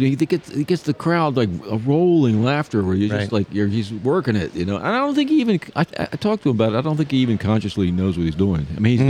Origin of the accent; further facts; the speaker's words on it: Wilmington, Delaware, United States; moved away; In the Northeast, we were trying to save the pagans in Wilmington, Delaware